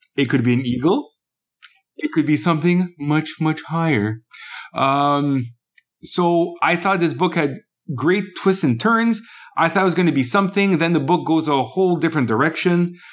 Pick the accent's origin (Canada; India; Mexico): Canada; also born or lived in Quebec; I'm Canadian.